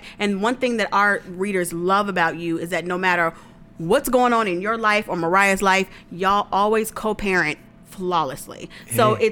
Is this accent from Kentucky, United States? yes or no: no; New Orleans, Louisiana, United States; we're both from New Orleans.